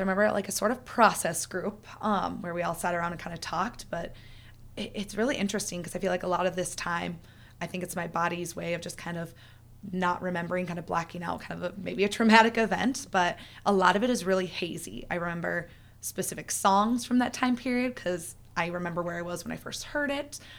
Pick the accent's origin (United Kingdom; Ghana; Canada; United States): United States; Iowa; I'm from Iowa, so small town